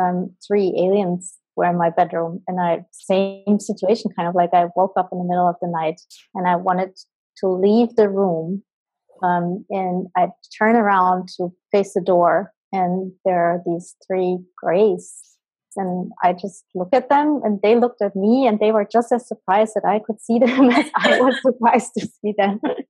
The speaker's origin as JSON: {"language": "English", "country": "Colombia", "tie": "born there", "said": "because I was born in Colombia and my birth mom is Embera, which is an indigenous tribe who live on the west coast in Colombia."}